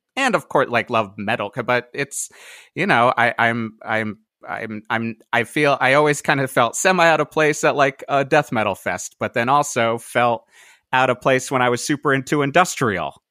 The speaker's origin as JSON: {"language": "English", "town": "Cheshire", "region": "Connecticut", "country": "United States", "tie": "born or raised there", "also_born_or_lived": "Boston / New York / Brooklyn", "moved": "as an adult", "lives_now": "Pasadena, United States", "said": "I lived in the same house in Cheshire, Connecticut, uh, whole life, um, until I graduated"}